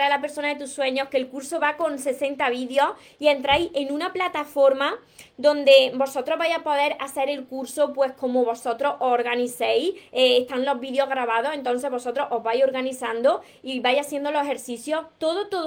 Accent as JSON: {"language": "Spanish", "region": "Canary Islands", "country": "Spain", "said": "Yo soy de Canarias y me llegó en dos días."}